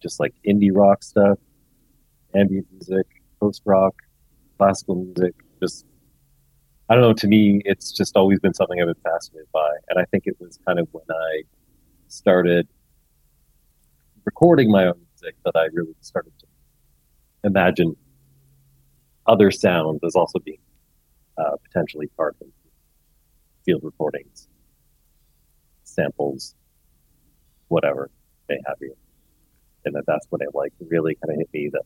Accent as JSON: {"language": "English", "town": "Toronto", "region": "Ontario", "country": "Canada", "said": "I am a musician from Toronto, Canada"}